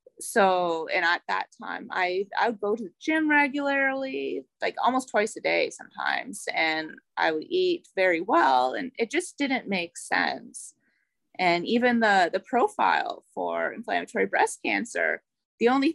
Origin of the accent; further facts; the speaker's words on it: Ottawa, Ontario, Canada; I am from Ottawa, Ontario, Canada.